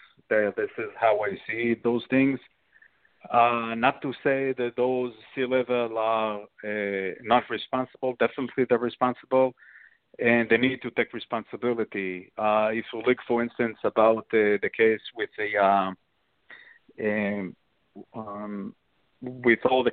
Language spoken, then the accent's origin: English; Israel; moved away; I'm coming from Israel and I served in the army, military